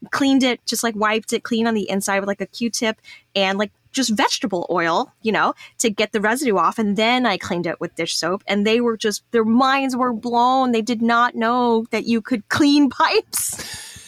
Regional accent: Texas, United States; I'm a Texan

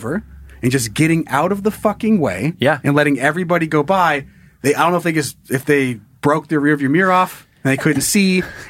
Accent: Sun Valley, Idaho, United States; a town like where I grew up in Sun Valley, Idaho, you're already at 6,500 feet.

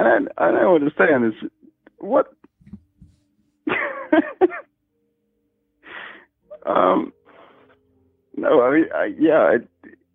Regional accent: England, United Kingdom; I'm from England.

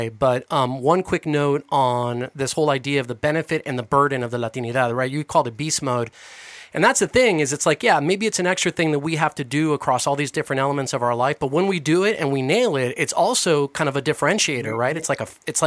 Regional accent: Caracas, Capital District, Venezuela; moved away; also born or lived in Colombia; I'm Colombian, but I grew up in Venezuela, in Caracas.

